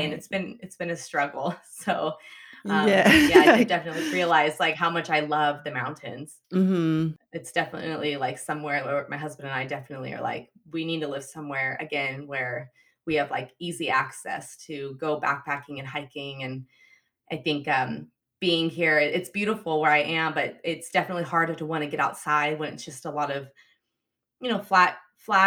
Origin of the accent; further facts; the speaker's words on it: Reno, Nevada, United States; moved away as an adult; also born or lived in Hawaii / Seattle, Washington; I grew up I'm from Reno, Nevada, and Lake Tahoe's right there.